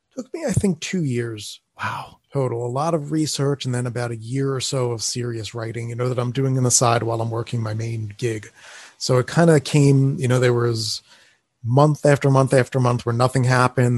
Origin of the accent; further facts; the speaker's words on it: Atlantic City, New Jersey, United States; now in Las Vegas, United States; growing up in Atlantic City, New Jersey